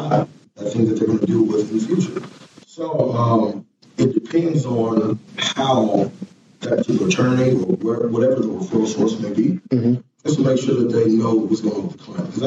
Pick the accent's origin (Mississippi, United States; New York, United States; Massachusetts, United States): Mississippi, United States; Jackson; also born or lived in Indiana; I'm from Jackson, Mississippi, originally born and raised, Southside